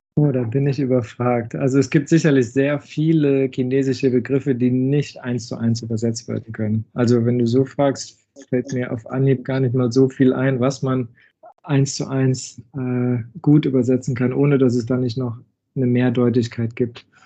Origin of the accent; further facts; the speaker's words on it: Düsseldorf, North Rhine-Westphalia, Germany; moved away as an adult; also born or lived in Rosenheim, Germany; now in China; gebürtig aus dem Raum Düsseldorf